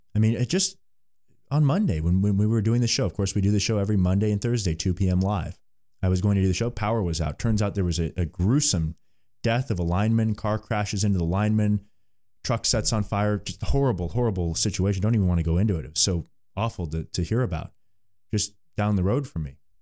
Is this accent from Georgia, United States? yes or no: no; California, United States; growing up in California